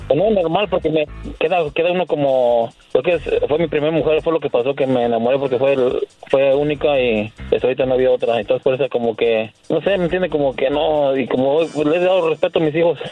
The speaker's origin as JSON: {"language": "Spanish", "region": "Querétaro", "country": "Mexico", "said": "Yo soy de Querétaro"}